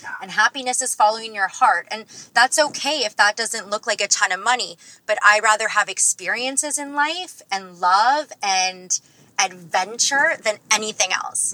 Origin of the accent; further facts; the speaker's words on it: Toronto, Ontario, Canada; I'm from Toronto